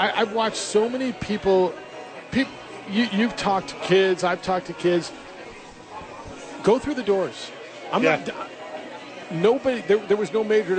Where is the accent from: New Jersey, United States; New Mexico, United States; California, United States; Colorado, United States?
New Mexico, United States; Albuquerque; I'm Borqueño.